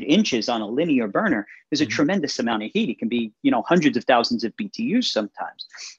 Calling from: New York, United States; I'm calling in from New York.

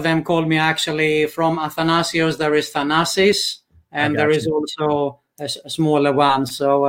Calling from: Greece; English is a second language; also born or lived in Sweden; Okay, I'm calling from Greece, in Europe.

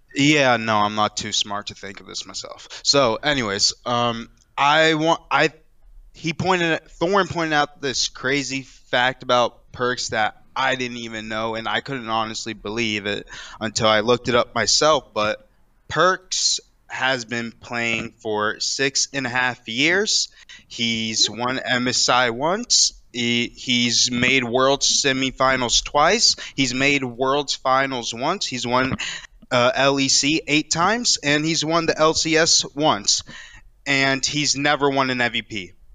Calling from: Daytona Beach, Florida, United States; I'm calling from Daytona Beach, Florida

